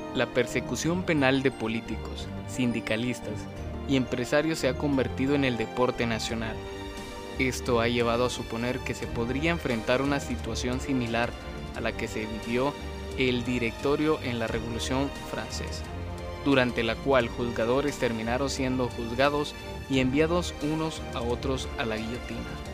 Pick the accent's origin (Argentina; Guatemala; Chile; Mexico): Guatemala; Como ciudadanos guatemaltecos